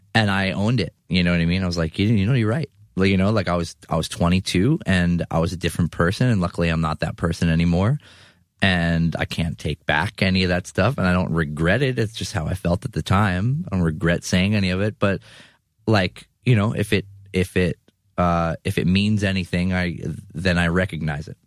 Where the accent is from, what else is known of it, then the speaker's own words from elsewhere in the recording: New York City, New York, United States; I'm from Eastern Queens